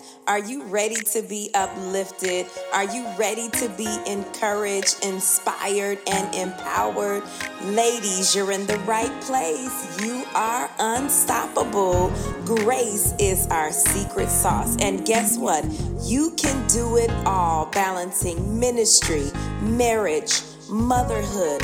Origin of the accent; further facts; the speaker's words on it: Indiana, United States; I hail from Indiana